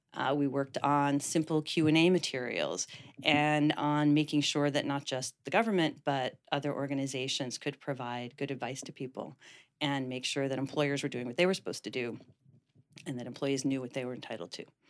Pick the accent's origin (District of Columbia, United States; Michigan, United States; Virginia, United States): District of Columbia, United States; Washington; moved away as an adult; now in San Francisco, United States; Washington, D C, which is my hometown